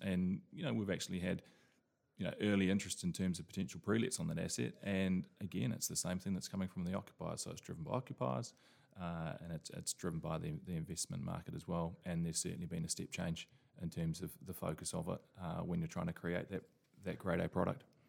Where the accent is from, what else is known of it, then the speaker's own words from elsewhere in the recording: New Zealand; now in London, United Kingdom; I'm originally from New Zealand